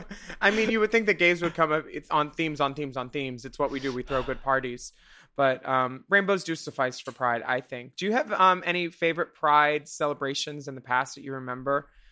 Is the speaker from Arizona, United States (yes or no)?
no; California, United States; now in United Kingdom; my home state of California